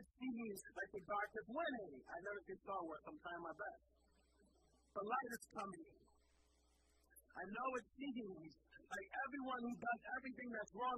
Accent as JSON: {"language": "English", "town": "Philadelphia", "region": "Pennsylvania", "country": "United States", "tie": "born or raised there", "said": "I grew up in Philadelphia."}